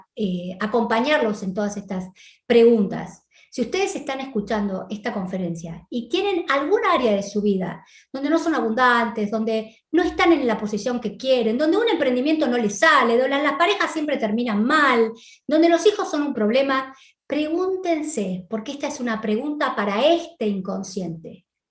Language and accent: Spanish; Argentina; moved away; nací en la Argentina